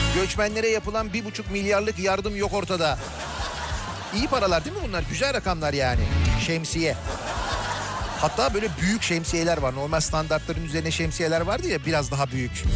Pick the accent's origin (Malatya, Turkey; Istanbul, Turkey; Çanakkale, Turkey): Istanbul, Turkey; now in Izmir, Turkey; İzmir'deyim ama İstanbulluyum